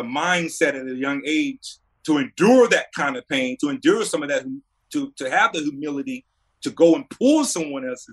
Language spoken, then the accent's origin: English; North Carolina, United States; born or raised there